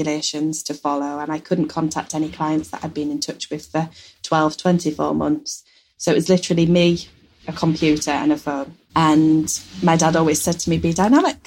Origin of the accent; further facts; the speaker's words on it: Yorkshire and the Humber, United Kingdom; we're from Yorkshire and we know Yorkshire very well